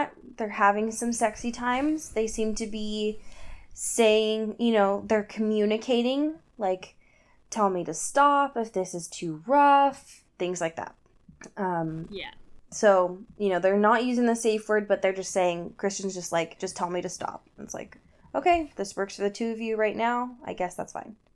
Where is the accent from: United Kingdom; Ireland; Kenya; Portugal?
Ireland; I am that Irish person